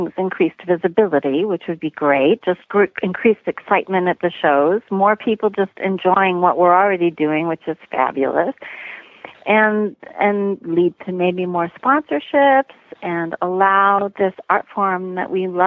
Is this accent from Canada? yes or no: yes; Canada; now in United States; I was born in Canada and I've been living in the U.S. for a long time.